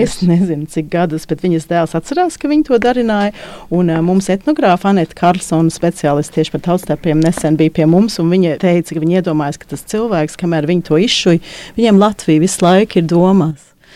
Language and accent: Latvian; Australia; moved away; Es pat uzaugu Austrālijā un mums bija vilnas tērpi